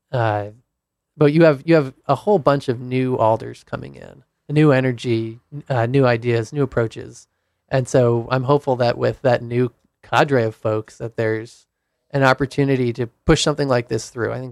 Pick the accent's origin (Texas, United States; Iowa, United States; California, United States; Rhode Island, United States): Rhode Island, United States; Providence; Rhode Island.